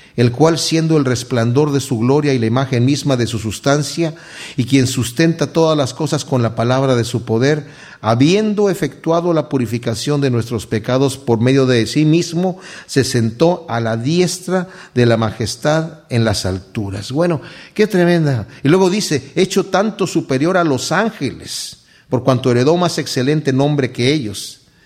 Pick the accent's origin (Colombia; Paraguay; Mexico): Mexico; Yo, eh, crecí en México, mi padre tenía una hacienda allá